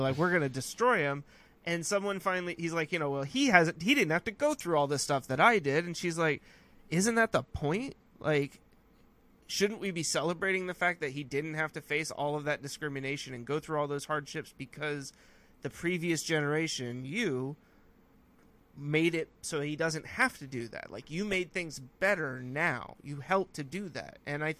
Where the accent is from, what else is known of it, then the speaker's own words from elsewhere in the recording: California, United States; well, I'm from California, so I only like California oak trees